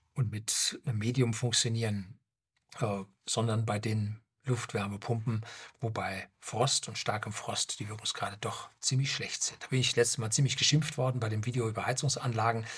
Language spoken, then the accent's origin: German; Germany; also born or lived in Seeshaupt, Bavaria; bei uns in Deutschland